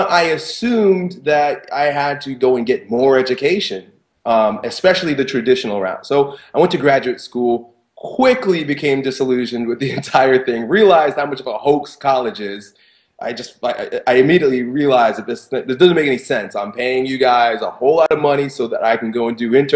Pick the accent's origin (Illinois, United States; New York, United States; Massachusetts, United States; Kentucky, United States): New York, United States; Long Island; I grew up in Long Island